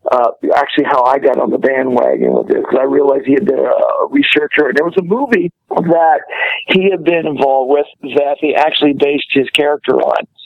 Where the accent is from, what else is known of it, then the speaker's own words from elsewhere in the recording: southern Ohio, United States; now in Los Angeles, United States; originally I, I grew up in Ohio, uh, southern Ohio